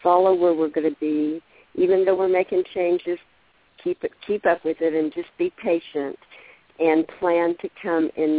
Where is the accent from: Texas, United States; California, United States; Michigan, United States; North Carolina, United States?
Texas, United States; I'm from Texas, so I say y'all